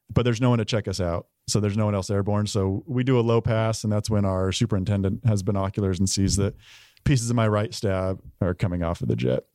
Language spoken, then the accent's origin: English; Price, Utah, United States; moved away as an adult; also born or lived in Tucson, Arizona / Oklahoma / Korea / Shaw; I'm from Utah, a small town called Price